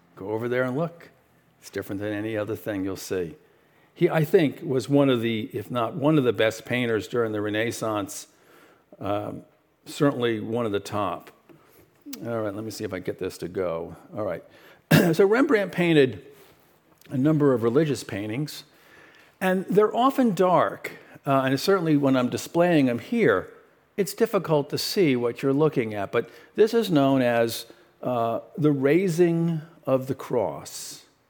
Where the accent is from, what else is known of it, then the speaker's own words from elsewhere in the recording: New York City, New York, United States; I was born in, uh, Brooklyn, New York